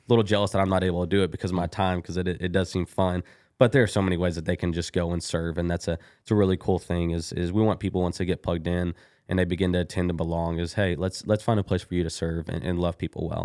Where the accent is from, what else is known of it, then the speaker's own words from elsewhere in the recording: Kilgore, Texas, United States; now in Bryan, United States; I am from Kilgore, Texas, a little bitty East Texas old town